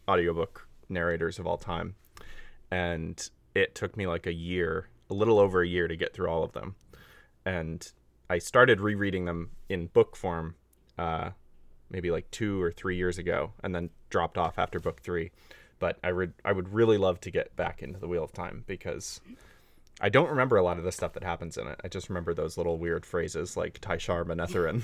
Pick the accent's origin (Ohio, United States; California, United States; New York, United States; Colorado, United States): California, United States; Northern; I grew up in California